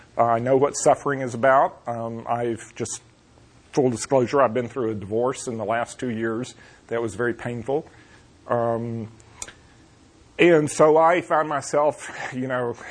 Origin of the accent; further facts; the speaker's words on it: North Florida, United States; accent: southern; moved away as an adult; also born or lived in Pasadena, California; I grew up in North Florida, which is South Georgia for all practical purposes, and you can probably hear a southern accent in my voice